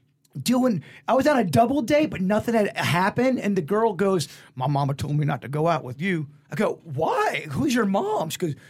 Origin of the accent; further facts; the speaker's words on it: Palm Beach, Florida, United States; They knew I was from Palm Beach.